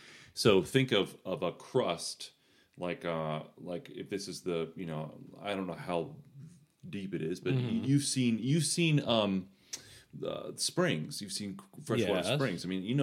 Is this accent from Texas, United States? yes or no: no; Florida, United States; growing up in Florida, it was really easy to dig in your backyard because it's all sand.